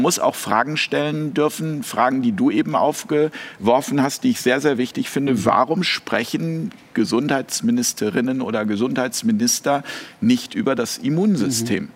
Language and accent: German; Hamburg, Germany; now in Switzerland; in meiner Heimatstadt in Hamburg